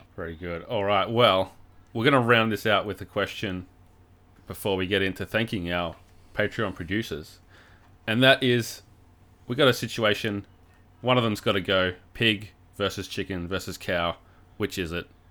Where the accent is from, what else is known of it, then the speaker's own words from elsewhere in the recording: Warrnambool, Victoria, Australia; my hometown of Warrnambool